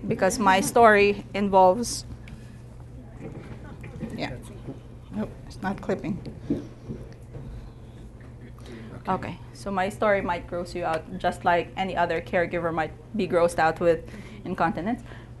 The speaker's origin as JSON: {"language": "English", "country": "United States", "said": "nobody knows us because we're from America"}